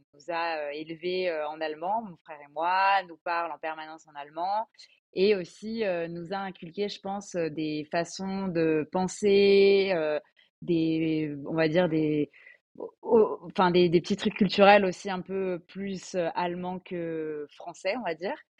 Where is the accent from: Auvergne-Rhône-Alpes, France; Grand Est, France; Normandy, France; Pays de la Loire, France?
Grand Est, France; Alsace; moved away as an adult; now in Paris, France; je suis basée à Paris donc pour mon travail, mais je viens d'Alsace